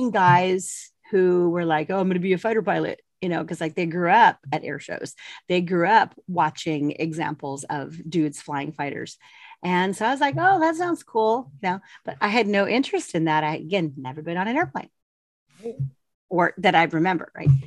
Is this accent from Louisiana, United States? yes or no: no; El Paso, Texas, United States; born there; also born or lived in Colorado; born in El Paso, Texas, the daughter of Mexican immigrants, Arturo Ventina Tiscareño. And I was the oldest of five kids.